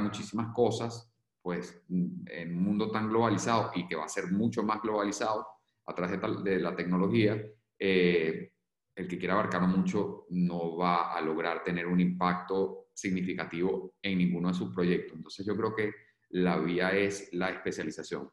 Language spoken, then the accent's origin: Spanish; Venezuela; moved away as an adult; now in Spain